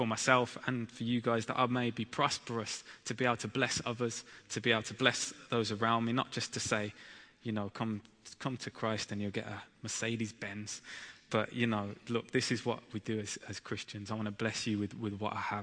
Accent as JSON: {"language": "English", "town": "Birmingham", "region": "West Midlands", "country": "United Kingdom", "said": "I'm from Birmingham, and my wife Abby is from London"}